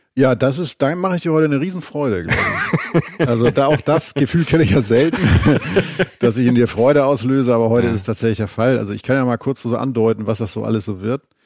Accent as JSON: {"language": "German", "region": "Schleswig-Holstein", "country": "Germany", "tie": "born or raised there", "moved": "yes", "said": "Von Travemünde, meinem alten Heimatbundesland"}